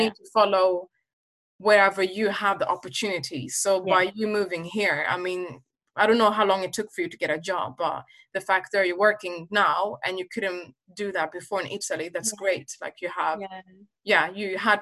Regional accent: Sweden; I'm originally from Uganda, but I was born and raised in Sweden

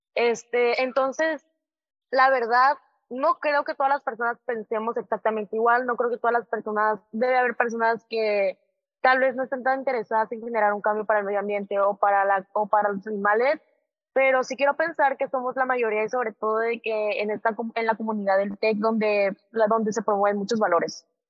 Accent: southern Mexico, Mexico; now in Monterrey, Mexico; yo soy

